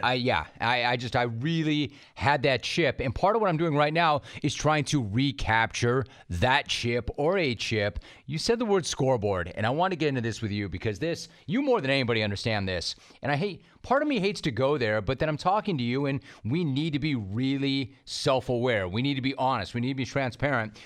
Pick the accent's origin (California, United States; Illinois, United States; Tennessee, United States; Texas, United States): California, United States; Los Angeles; also born or lived in San Fernando Valley; I grew up in Los Angeles